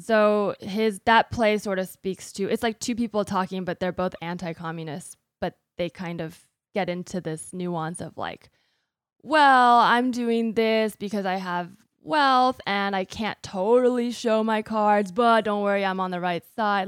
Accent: United States; I am American, I'm a U S citizen

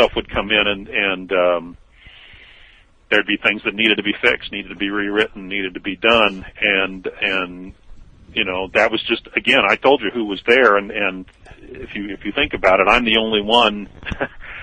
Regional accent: Midwest, United States; moved away as an adult; also born or lived in New York; some white guy from the Midwest

